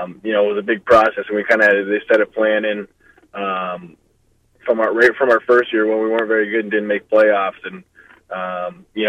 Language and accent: English; Brantford, Ontario, Canada; also born or lived in Windsor, Ontario; I played AAA growing up in Brantford